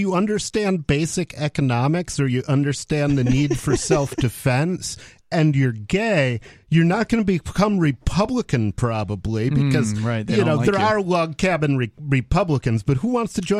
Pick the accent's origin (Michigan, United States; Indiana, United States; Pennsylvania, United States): Michigan, United States; Detroit; when I was growing up in Detroit